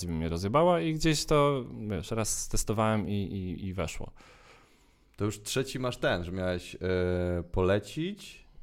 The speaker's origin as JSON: {"language": "Polish", "region": "Subcarpathian Voivodeship", "country": "Poland", "said": "Ja mówię, mówię o ludziach z Podkarpacia, ile dzięki tej aparaturze i ludzie mają. My jesteśmy z Podkarpacia."}